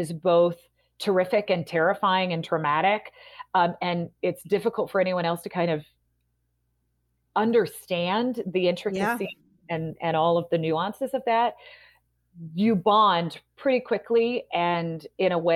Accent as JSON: {"language": "English", "town": "Portland", "region": "Oregon", "country": "United States", "tie": "born or raised there", "said": "in Portland, in my hometown"}